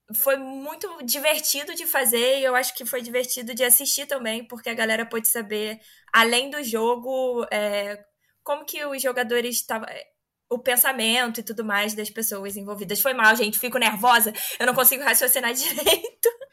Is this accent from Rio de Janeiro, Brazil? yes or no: yes; Rio de Janeiro, Brazil; Eu sou do Rio